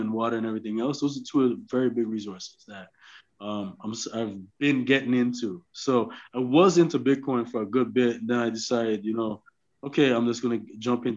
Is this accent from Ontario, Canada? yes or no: yes; Toronto, Ontario, Canada; now in Los Angeles, United States; I'm originally from Toronto, Canada, but I moved